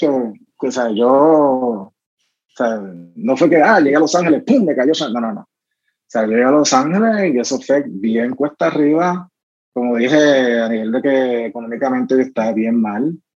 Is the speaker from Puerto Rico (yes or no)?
yes; Caguas, Puerto Rico; era ese chamaquito corriendo en Bairoa, sí, esos son mis amigos eh, de Santurce